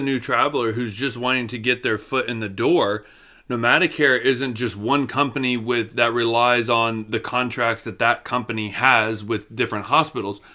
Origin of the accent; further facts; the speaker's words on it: Florida, United States; moved away; we come from Florida